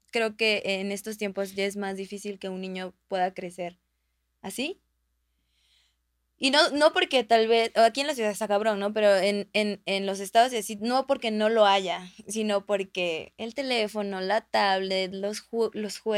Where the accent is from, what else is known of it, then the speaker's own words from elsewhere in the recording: Texcoco, State of Mexico, Mexico; also born or lived in San Simón; yo recuerdo de niña, pues yo crecí en Texcoco y mm, vivía en un pueblo que se llamaba, se llama San Simón.